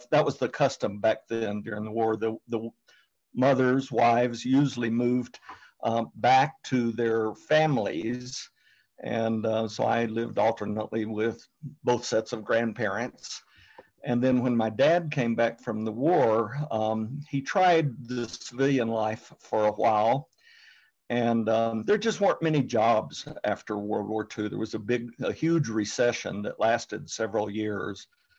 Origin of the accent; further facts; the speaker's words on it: United States; I grew up mostly in the U.S. My father was in the United States Air Force.